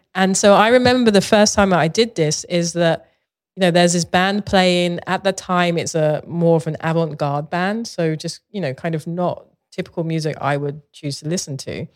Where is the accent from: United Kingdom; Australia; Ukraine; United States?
United Kingdom; London; moved away; I grew up in Southeast London